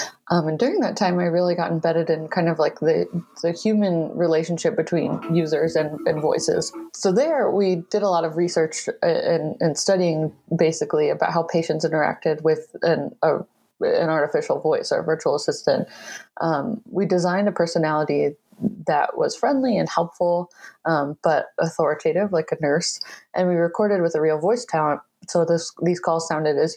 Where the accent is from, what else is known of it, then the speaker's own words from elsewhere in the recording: Michigan, United States; moved away as an adult; I relocated back to my home state of Michigan